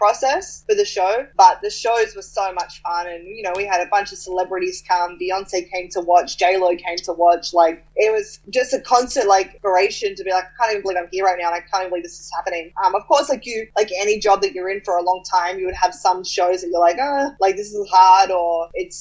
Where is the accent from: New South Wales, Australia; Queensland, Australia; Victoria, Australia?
New South Wales, Australia; Sydney; moved away as an adult; now in Los Angeles, United States; I grew up in Australia and why I'm Australian